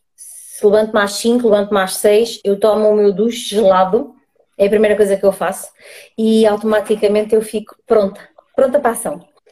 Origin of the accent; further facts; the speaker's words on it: Águeda, Aveiro District, Portugal; sou, sou de Agda, Distrito de Aveiro